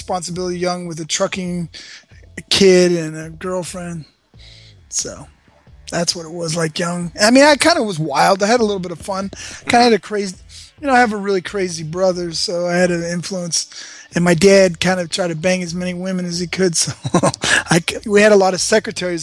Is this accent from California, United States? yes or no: yes; Los Angeles, California, United States; I was born in Westwood, California. Born at UCLA Medical Center.